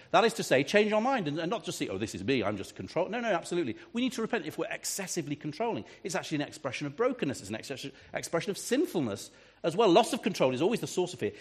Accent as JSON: {"language": "English", "region": "England", "country": "United Kingdom", "said": "I'm a pastor from England"}